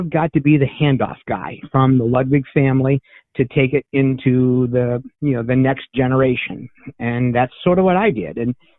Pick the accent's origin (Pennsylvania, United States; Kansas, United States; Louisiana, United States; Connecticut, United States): Pennsylvania, United States; Meadville; moved away as an adult; also born or lived in Notre Dame, Indiana; now in Goshen, United States; I'm actually originally from Meadville, Pennsylvania, which is a small town about 40